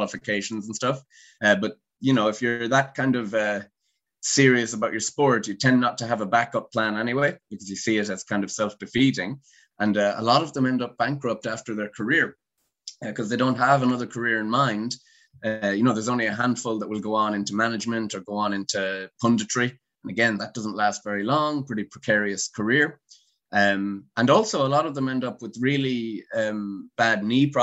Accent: Galway, Connacht, Ireland; moved away as an adult; also born or lived in England; I'm from Galway. So the complete other side, over near America, the West Coast

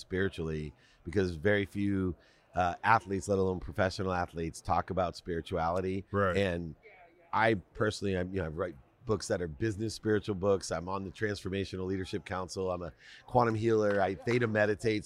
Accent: Akron, Ohio, United States; I grew up poor in Akron, Ohio

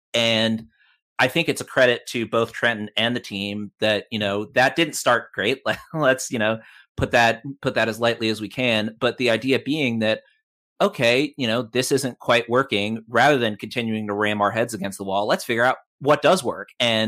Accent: Australia; as an Australian, I think the odds are probably better

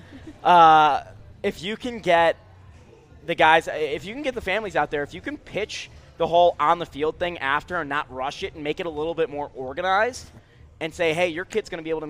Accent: Boulder, Colorado, United States; Because when I grew up in Boulder, I wasn't as big of a Buffs follower as you, Ryan.

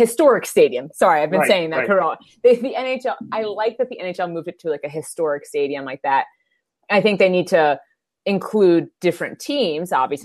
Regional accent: Philadelphia, Pennsylvania, United States; I'm a Philly girl through and through

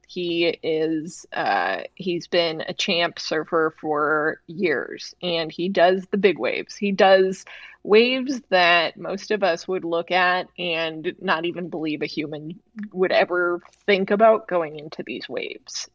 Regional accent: Chicago, Illinois, United States; I grew up in the Midwest. I grew up on the South side of Chicago

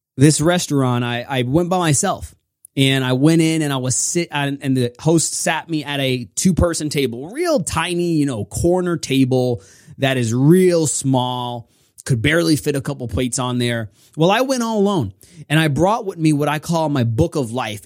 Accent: New York, United States; I'm from New York

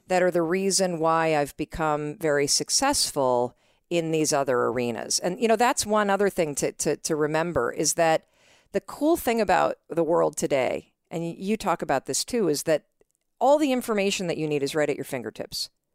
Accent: North Muskegon, Michigan, United States; moved away as an adult; also born or lived in New York City / Boston; I grew up in Western Michigan.

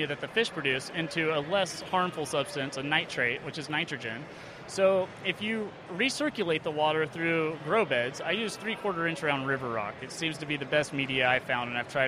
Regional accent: Monmouth, Oregon, United States; I'm from Monmouth, Oregon

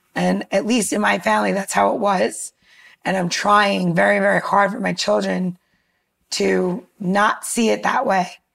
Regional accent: New York, United States; I grew up in New York and I grew up in a very mixed community

